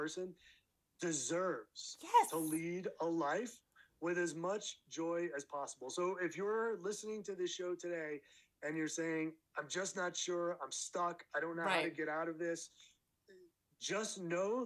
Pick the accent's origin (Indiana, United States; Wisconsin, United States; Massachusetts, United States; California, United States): Massachusetts, United States; moved away as an adult; now in Colorado, United States; I grew up in Massachusetts